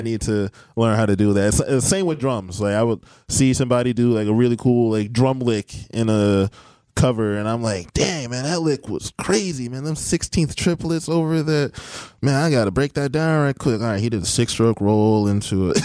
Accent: Beloit, Wisconsin, United States; I am from Beloit, Wisconsin. Went to Beloit Memorial High School.

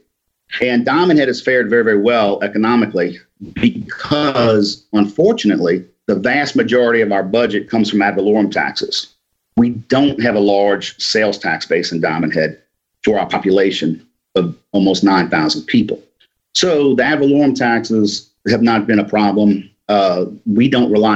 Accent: New Orleans, Louisiana, United States; moved away as an adult; now in Mississippi, United States; I grew up in New Orleans, graduated from Jesuit High School in 1985, and went to Ole Miss.

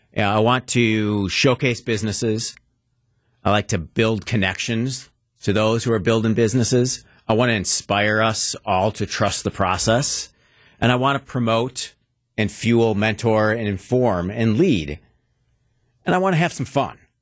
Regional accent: Wauwatosa, Wisconsin, United States; also born or lived in Milwaukee; I'm a lifelong, passionate Milwaukeean. I grew up in Wauwatosa, beautiful tree lined Wauwatosa

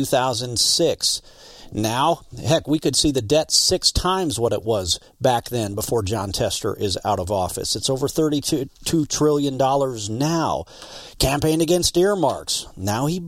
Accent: Montana, United States; I'm from Montana.

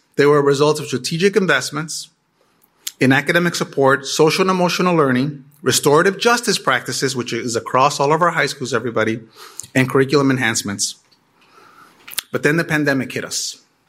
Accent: Chicago, Illinois, United States; also born or lived in Mexico; I immigrated to Chicago from Mexico with my family at the age of 5. I was a kid from the inner city. And I attended CPS schools. I graduated from Benito Juarez in a high school in Pilsen.

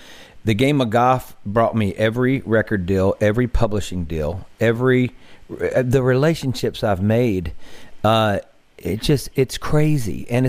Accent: Mississippi Delta, United States; growing up in the Mississippi Delta, being around the great blues musicians I was around

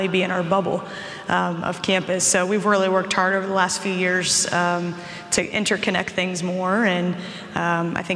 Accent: Midwest, United States; moved away as an adult; now in Milwaukee, United States; I'm from the Midwest

